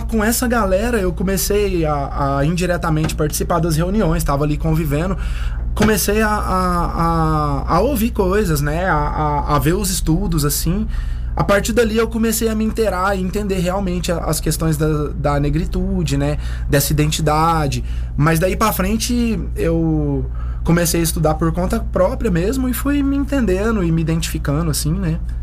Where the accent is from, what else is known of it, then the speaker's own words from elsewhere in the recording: Uberlândia, Minas Gerais, Brazil; moved away; lá na minha cidade, Uberlândia, em Minas Gerais